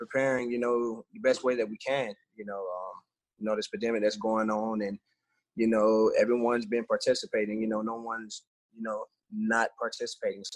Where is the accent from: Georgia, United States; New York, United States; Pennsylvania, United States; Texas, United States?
Georgia, United States; now in Houston, United States; we're from Georgia. We live in Georgia